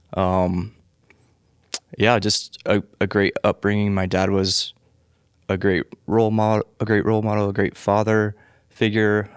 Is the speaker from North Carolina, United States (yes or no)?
yes; Charlotte, North Carolina, United States; I was born in Charlotte